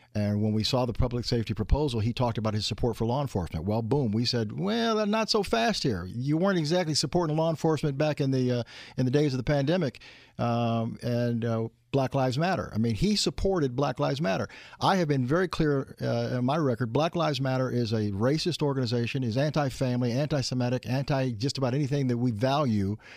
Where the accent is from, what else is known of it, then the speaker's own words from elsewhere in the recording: the Great North, Indiana, United States; I came from the Great North.